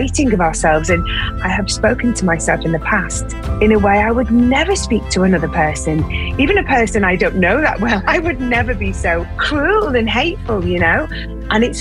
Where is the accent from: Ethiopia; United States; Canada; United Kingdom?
United Kingdom; as British people